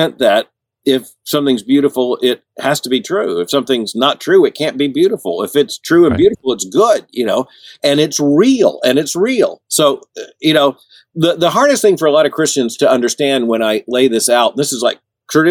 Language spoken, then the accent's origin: English; Central Florida, United States; we moved from Central Florida, which is really a part of the South, to South Florida